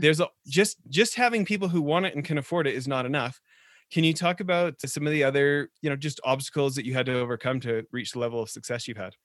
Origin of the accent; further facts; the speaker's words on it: Alberta, Canada; being a fellow Canuck growing up in Alberta